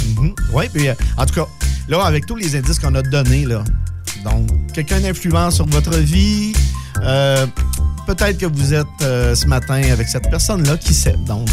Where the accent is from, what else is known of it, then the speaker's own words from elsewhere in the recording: Albertville, Quebec, Canada; moved away; je viens d'Albertville